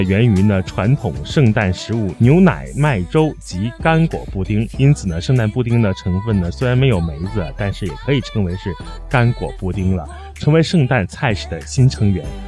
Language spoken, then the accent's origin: Chinese; China; 我们中国人在过年的时候，大年三十包饺子